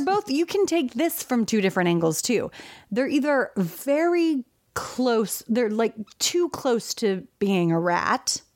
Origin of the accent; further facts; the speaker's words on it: California, United States; also born or lived in Texas; my family's from Texas, but I was raised in California